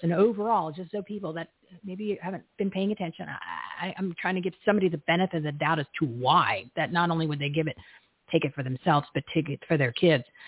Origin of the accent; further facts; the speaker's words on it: New Jersey, United States; I grew up in New Jersey